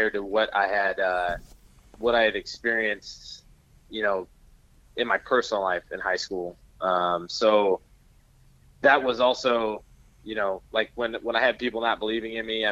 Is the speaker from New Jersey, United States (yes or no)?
no; near Chico, California, United States; Chico, California. It's right next to my hometown.